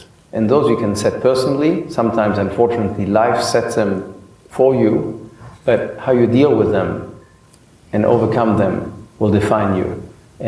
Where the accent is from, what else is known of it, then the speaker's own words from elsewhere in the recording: Paris, Île-de-France, France; I grew up in Paris